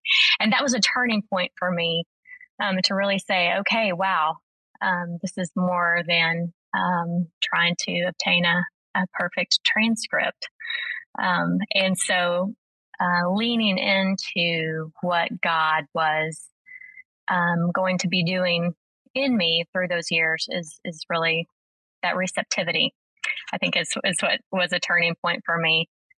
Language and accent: English; Arkadelphia, Arkansas, United States; moved away as an adult; also born or lived in Birmingham, Alabama; So my husband and I, Cody, we met at Ouachita. We got married and lived in my hometown in Arkadelphia for a year to save up to move to Birmingham.